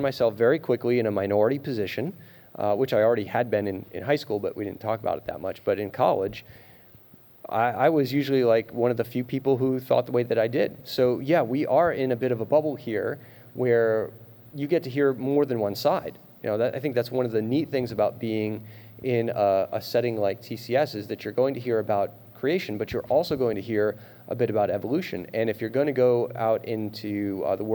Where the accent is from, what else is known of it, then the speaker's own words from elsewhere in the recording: Rhode Island, United States; moved away as an adult; also born or lived in Pennsylvania / South Dakota; my home state of Rhode Island